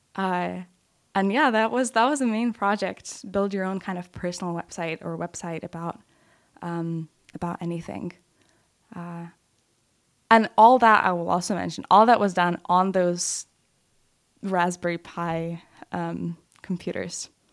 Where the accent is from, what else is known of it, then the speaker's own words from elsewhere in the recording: Lithuania; moved away; middle school and some of high school in Lithuania.